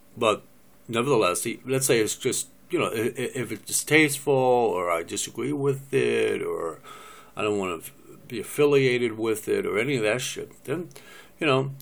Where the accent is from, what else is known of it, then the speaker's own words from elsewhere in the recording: United States; I'm an American